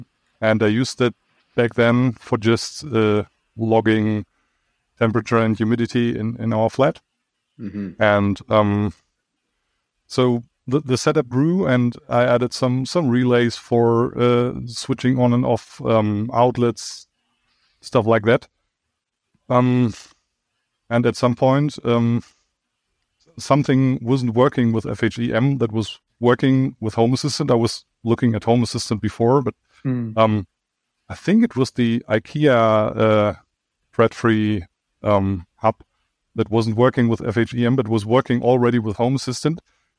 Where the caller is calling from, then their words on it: Dortmund, North Rhine-Westphalia, Germany; I'm joining you from Germany, the western part of Germany. To be precise, from Dortmund.